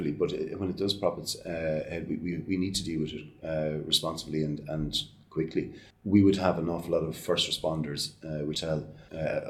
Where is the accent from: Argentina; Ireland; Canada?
Ireland; our lives growing up in Ireland, we're well used to going around to answer our grandparents' houses